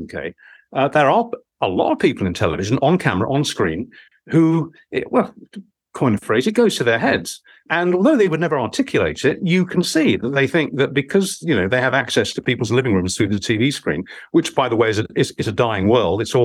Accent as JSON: {"language": "English", "town": "Romford", "region": "London", "country": "United Kingdom", "tie": "born or raised there", "moved": "yes", "said": "If I went back to my hometown, you know, because he was obviously a man. If I went back to Romford in Essex"}